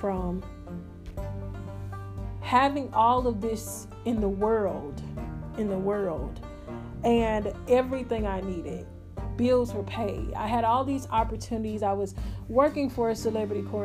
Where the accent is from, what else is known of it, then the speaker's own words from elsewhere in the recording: Houston, Texas, United States; also born or lived in Magnolia, Texas; I came back to my hometown, which is Homestead, you know, Rosewood over there